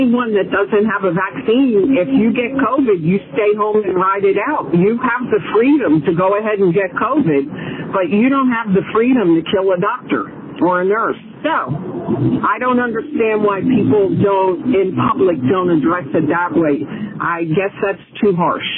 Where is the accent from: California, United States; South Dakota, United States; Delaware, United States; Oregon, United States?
Delaware, United States; moved away as an adult; now in South Carolina, United States; I am from Delaware